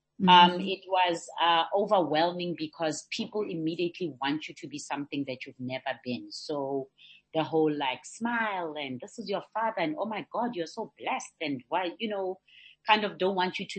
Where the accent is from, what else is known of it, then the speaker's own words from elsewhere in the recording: North West, South Africa; also born or lived in Liberia; I came back to what was then Pula Twala, which is now the Northwest, to come and live with my mother's family.